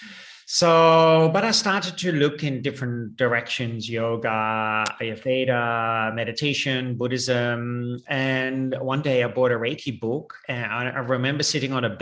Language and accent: English; Netherlands; moved away as an adult; also born or lived in India / Nepal / Australia; I was born in Holland and raised there.